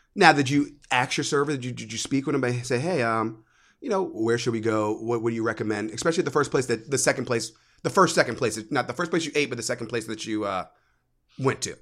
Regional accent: United States; also born or lived in New York; now in Florida, United States; I was raised right outside of D C

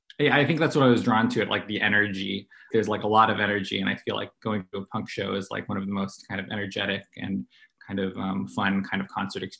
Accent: San Francisco, California, United States; now in Atlanta, United States; No, what drew me to this scene was I moved to Atlanta from San Francisco.

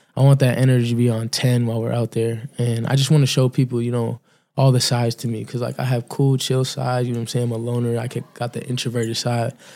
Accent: Cape Cod, Massachusetts, United States; also born or lived in Encino, California; I'm from Cape Cod, Massachusetts

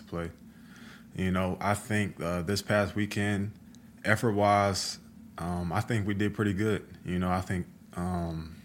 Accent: North Carolina, United States; moved away as an adult; now in Oklahoma, United States; I'm from North Carolina

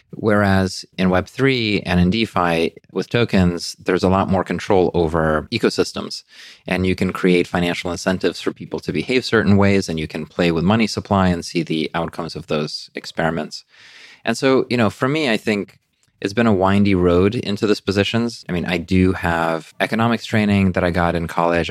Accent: New York City, New York, United States; moved away as an adult; also born or lived in Russia / Brooklyn / Queens; now in London, United Kingdom; I grew up in, um, in New York City

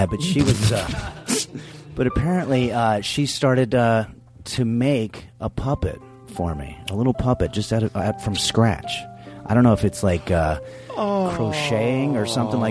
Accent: New York City, New York, United States; When I was a kid growing up in New York

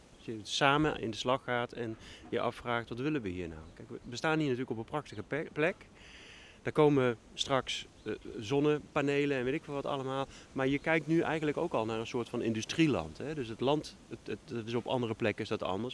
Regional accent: Limburg, Netherlands; now in Groningen, Netherlands; Ik kom dus uit Limburg

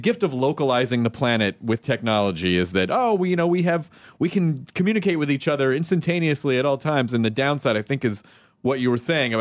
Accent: Tennessee, United States; also born or lived in Kentucky; I'm from the South. I mean, like I grew up in Tennessee

